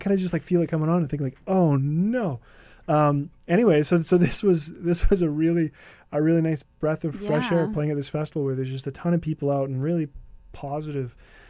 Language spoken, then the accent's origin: English; Winnipeg, Manitoba, Canada; moved away as an adult; also born or lived in Vancouver; I think this might be the first time that I'll ever see him in Winnipeg, in my hometown.